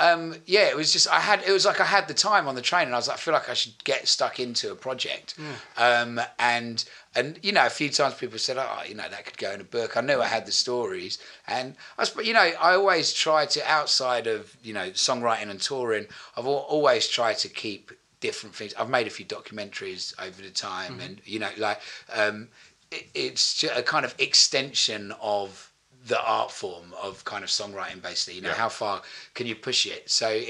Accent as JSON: {"language": "English", "region": "East of England", "country": "United Kingdom", "said": "I'm from Essex as well, so don't worry about that."}